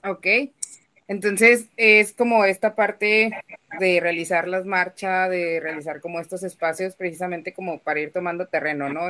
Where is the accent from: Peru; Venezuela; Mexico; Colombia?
Mexico; Comarca Lagunera; aquí en la laguna, de donde yo soy